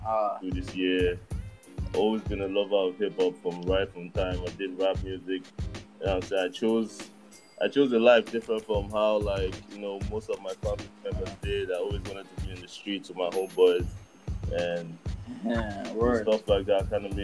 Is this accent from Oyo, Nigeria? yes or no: no; Lagos, Nigeria; moved away as an adult; also born or lived in Massachusetts, United States; now in United States; My days in Nigeria, I was born and raised in Lagos, Nigeria. I grew up in Yaba.